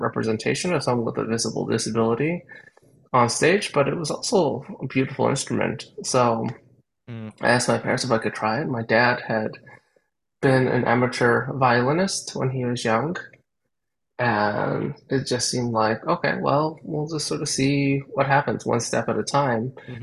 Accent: Canada; like a lot of young people growing up in Canada, I started off being exposed to music

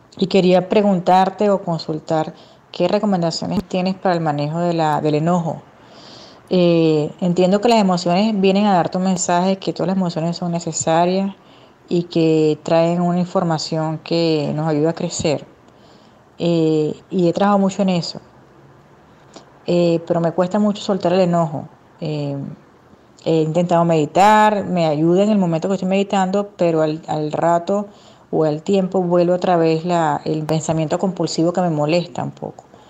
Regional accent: Venezuela; now in Santiago, Chile; soy venezolana y este mensaje te lo estoy mandando desde Santiago de Chile

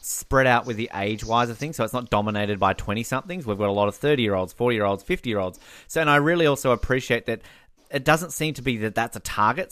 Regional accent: Tasmania, Australia; Tasmania on it, the state where I'm from

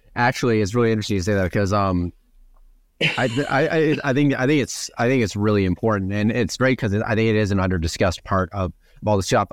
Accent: Wisconsin, United States; moved away; I'm from Wisconsin originally.

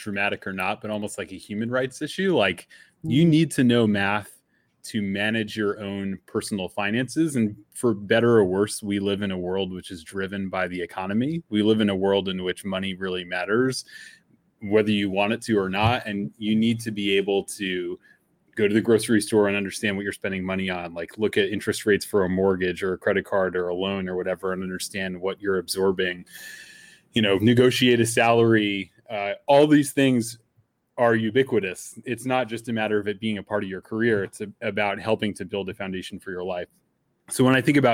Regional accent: New York City, New York, United States; I grew up around New York City as a Yankees fan as a kid

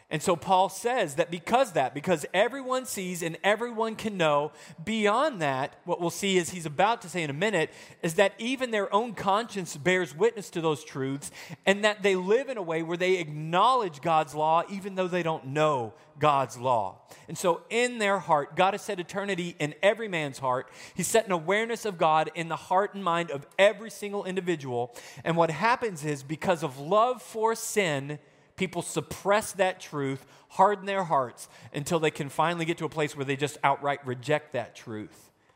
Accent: Arkansas, United States; moved away; also born or lived in Wisconsin; I'm the idiot from Arkansas

